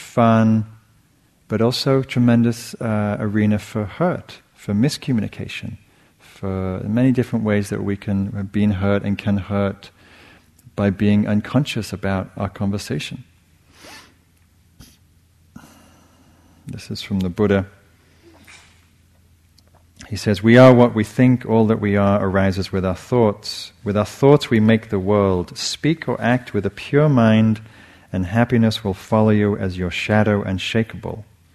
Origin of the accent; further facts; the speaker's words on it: England, United Kingdom; moved away; I grew up in England